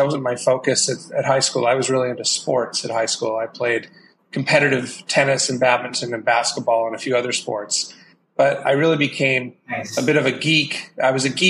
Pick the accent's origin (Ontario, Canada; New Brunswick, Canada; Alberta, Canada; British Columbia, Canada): British Columbia, Canada; Vancouver; moved away as an adult; also born or lived in San Francisco Bay Area / Seattle; I grew up in Vancouver, Canada